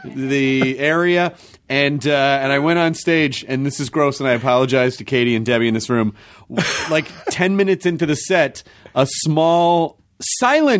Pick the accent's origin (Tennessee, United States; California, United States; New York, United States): Tennessee, United States; Memphis; also born or lived in Kentucky; I was born in Kentucky and I grew up in Memphis